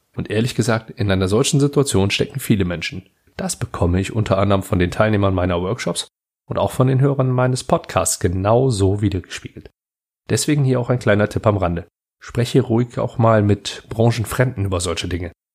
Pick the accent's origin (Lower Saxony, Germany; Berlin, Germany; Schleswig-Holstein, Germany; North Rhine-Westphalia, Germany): North Rhine-Westphalia, Germany; Heinsberg district; ich komme aus dem Kreis Heinsberg